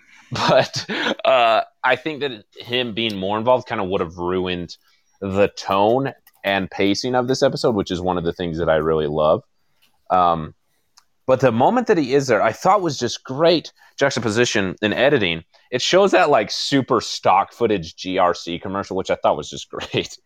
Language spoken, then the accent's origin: English; United States; I'm an American